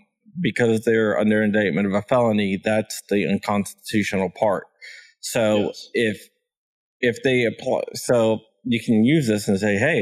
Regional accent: Ashburn, Virginia, United States; Ashburn, Virginia, which is my hometown.

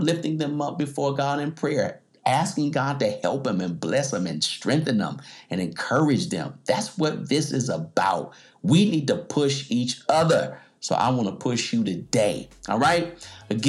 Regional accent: United States; I'm an American.

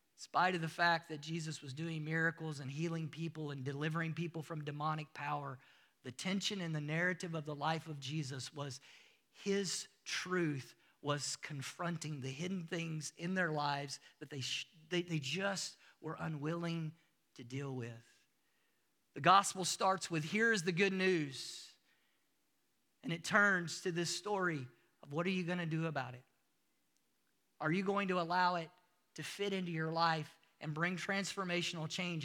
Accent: United States; moved away as an adult; also born or lived in Africa; now in South Africa; I'm still from the United States. I bring my culture with me everywhere that I go. You hear it in my accent

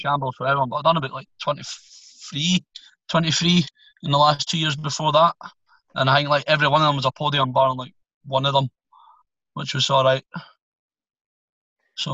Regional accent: Scotland, United Kingdom; I'm Scottish

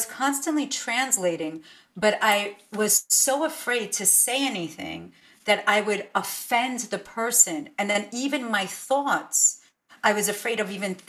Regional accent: New York City, New York, United States; English is a second language; I slept in a crib until I was about almost 5 years old in this one little bedroom apartment in Brooklyn.

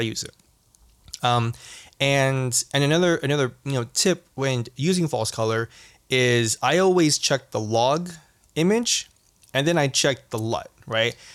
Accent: Southern California, United States; growing up in Southern California

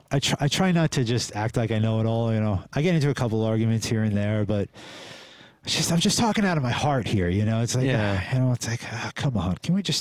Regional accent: New York City, New York, United States; I mean, I came from New York City, you know, yeah. I picked up some crazy shit back there, you know, subway systems and stuff like that, you know?

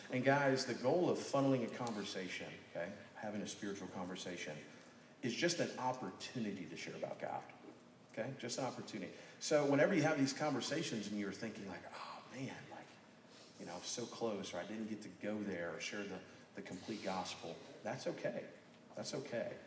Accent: Birmingham, Alabama, United States; it's so cool getting to meet some of you guys because you're from Birmingham. It's like, well, I'm from Birmingham. Boom, connection.

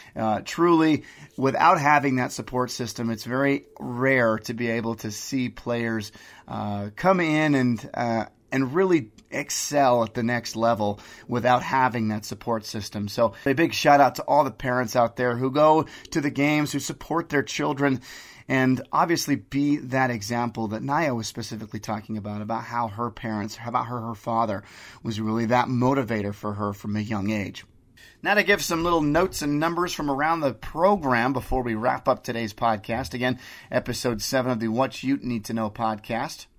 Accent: Utah, United States; I'm from Utah

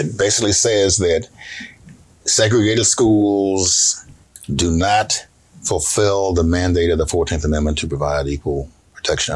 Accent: Ohio, United States; I grew up in Ohio

